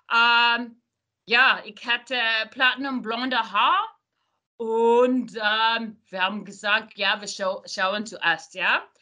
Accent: California, United States; German is a second language; Ich bin in Silicon Valley geboren und groß, äh, ich war ähm, dort groß gewachsen.

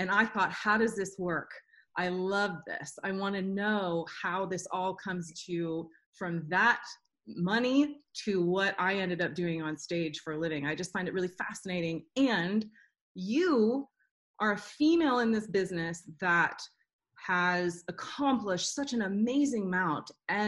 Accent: the South, United States; now in Nashville, United States; Well, I grew up in the church. I'm from the South, so that's what we did.

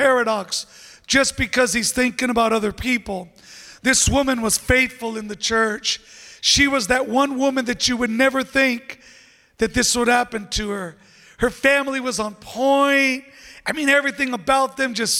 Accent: San Diego, California, United States; I'm from San Diego.

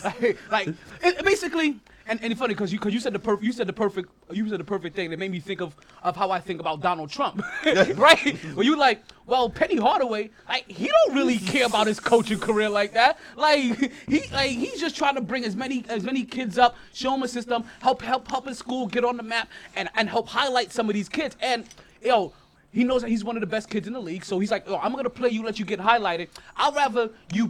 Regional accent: New York City, New York, United States; also born or lived in Chester, South Carolina; I grew up in New York City

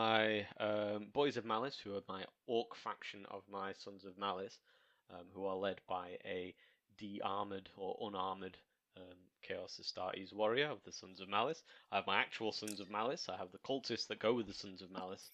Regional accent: Welsh, Wales, United Kingdom; I'm Welsh

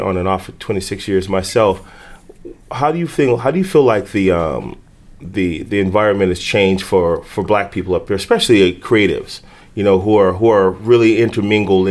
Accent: Chicago, Illinois, United States; now in Minneapolis, United States; growing up in Chicago

